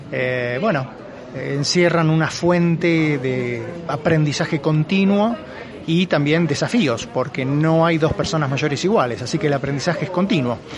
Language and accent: Spanish; Mexico; born there; cuando yo nací, yo tengo 53 años, en el año 67, cuando yo nací aquí en México